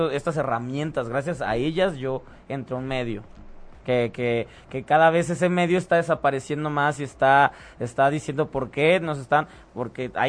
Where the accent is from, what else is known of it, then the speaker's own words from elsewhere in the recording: Guadalajara, Jalisco, Mexico; moved away as an adult; now in Mexico City, Mexico; Me, yo de Guadalajara me vine aquí a la Ciudad